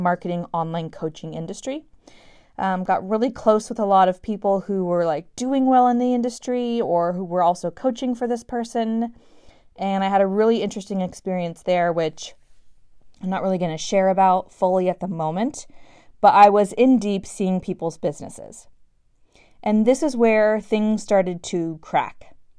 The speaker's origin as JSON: {"language": "English", "town": "San Francisco", "region": "California", "country": "United States", "tie": "born or raised there", "also_born_or_lived": "Los Angeles / New York City", "moved": "as an adult", "said": "I was born and raised in San Francisco"}